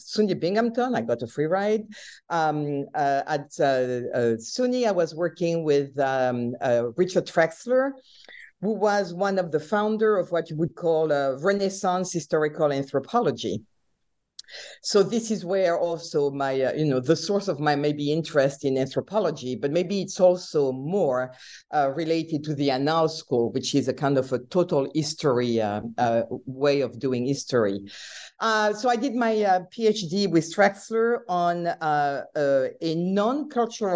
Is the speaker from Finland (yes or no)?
no; France; English is a second language; moved away as an adult; also born or lived in Nice, France; now in United States; I'm not American and I was born and raised in France.